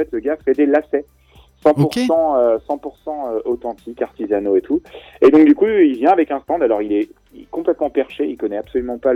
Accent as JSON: {"language": "French", "town": "Angers", "region": "Pays de la Loire", "country": "France", "tie": "born there", "said": "faire un événement à Angers parce que je suis né là-bas, dans le Maine-et-Loire"}